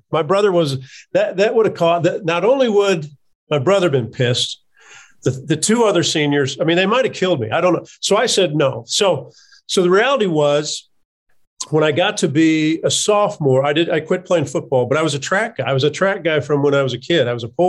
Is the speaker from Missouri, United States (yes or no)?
yes; Kansas City, Missouri, United States; So I didn't grow up a Missouri fan, even though I grew up on the Missouri side of Kansas City from junior high on.